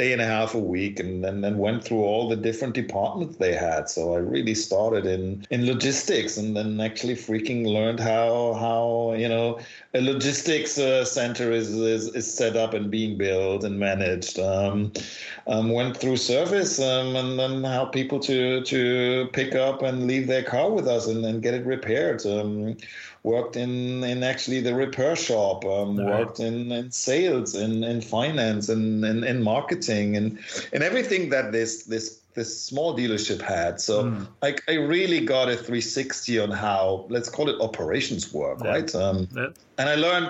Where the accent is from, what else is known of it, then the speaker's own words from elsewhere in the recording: Oberhausen, North Rhine-Westphalia, Germany; moved away as an adult; now in Cologne, Germany; I grew up in Oberhausen, which is part of Ruhrgebiet, which is the coal mining part of Germany